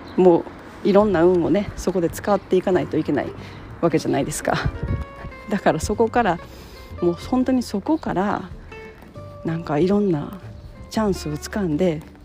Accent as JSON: {"language": "Japanese", "country": "Japan", "tie": "born or raised there", "said": "日本に生まれた"}